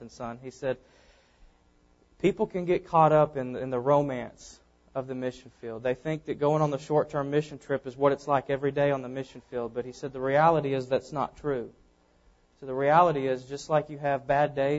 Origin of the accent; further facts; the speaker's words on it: Cabot, Arkansas, United States; I was born and raised here in Arkansas, Cabot, Arkansas, where I grew up.